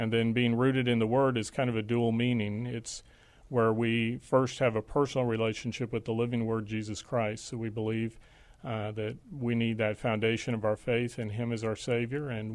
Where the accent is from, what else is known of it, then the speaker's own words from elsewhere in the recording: Dallas, Texas, United States; also born or lived in Des Moines, Iowa; now in San Antonio, United States; I was born and raised in Dallas, Texas, but my dad is from Canada